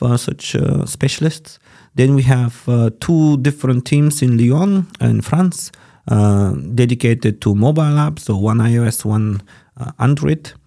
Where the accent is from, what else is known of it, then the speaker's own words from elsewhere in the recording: Bulgaria; moved away as an adult; now in Germany; my home country is Bulgaria. Um, I also can say that Germany is now my country because I've been living here for 11 years